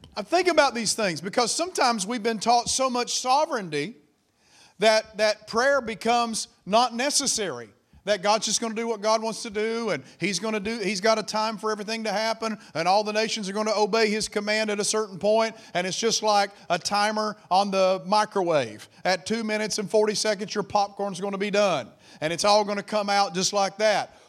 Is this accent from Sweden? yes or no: no; United States; I am an American